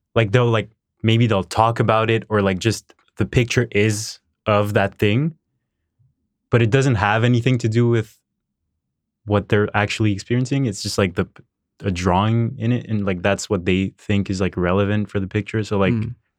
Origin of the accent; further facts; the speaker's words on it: Montreal, Quebec, Canada; I was born in Montreal, um, raised here.